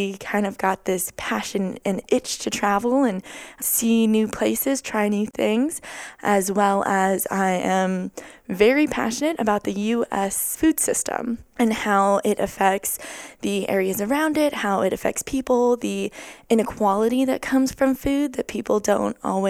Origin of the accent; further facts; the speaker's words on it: Honolulu, Hawaii, United States; I am 21 from Honolulu, Hawaii.